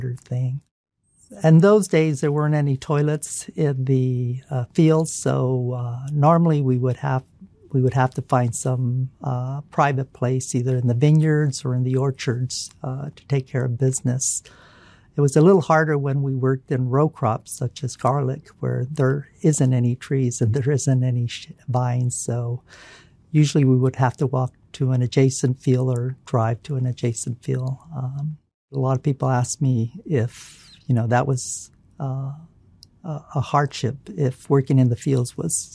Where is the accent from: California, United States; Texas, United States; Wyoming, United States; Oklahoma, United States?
California, United States; Fresno; also born or lived in San Diego, California / Sacramento, California; when I was growing up in Fresno